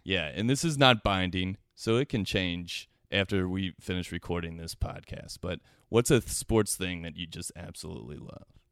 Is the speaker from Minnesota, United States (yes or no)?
no; Cincinnati, Ohio, United States; now in Los Angeles, United States; I am originally from Cincinnati, Ohio